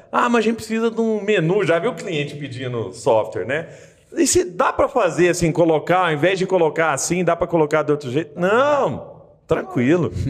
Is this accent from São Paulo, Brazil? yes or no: no; Rio de Janeiro, Brazil; now in Belo Horizonte, Brazil; Eu vim do Rio, cara, assim, tipo, eu não conhecia ninguém aqui